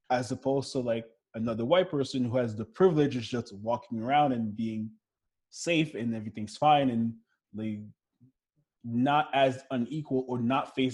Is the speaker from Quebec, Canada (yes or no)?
yes; Montreal, Quebec, Canada; also born or lived in Florida; but that's the thing growing up in Montreal and growing up in Florida is I felt way more connected to my blackness in Florida